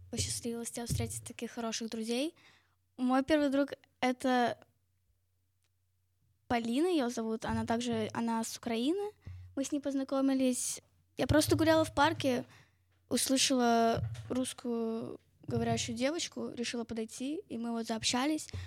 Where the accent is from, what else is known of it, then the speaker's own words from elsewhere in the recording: Tel Aviv, Tel Aviv District, Israel; я из Тель-Авива, так же, как Соня.